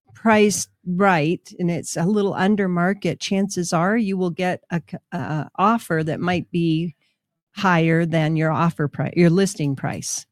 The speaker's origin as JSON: {"language": "English", "region": "Minnesota", "country": "United States", "tie": "born or raised there", "moved": "yes", "lives_now": "Albuquerque, United States", "said": "Orono was in my school district when I was growing up in Minnesota."}